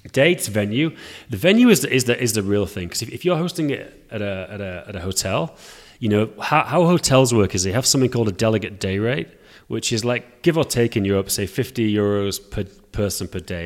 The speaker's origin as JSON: {"language": "English", "region": "England", "country": "United Kingdom", "moved": "yes", "lives_now": "Prague, Czech Republic", "said": "I live in Prague, although I'm English"}